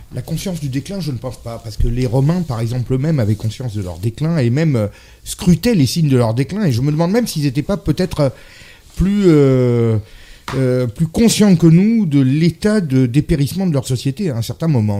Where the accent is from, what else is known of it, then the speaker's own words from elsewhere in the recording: France; je suis français